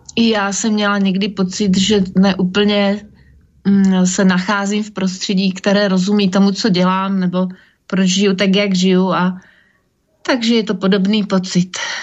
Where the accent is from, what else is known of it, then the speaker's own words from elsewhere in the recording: Slovakia; now in Prague, Czech Republic; v mojom rodnom meste